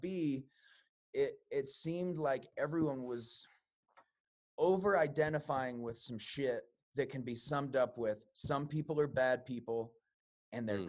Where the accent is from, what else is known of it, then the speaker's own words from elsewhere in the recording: Chicago, Illinois, United States; I'm from Chicago, mm-hmm. um, so I lived uh, on the west side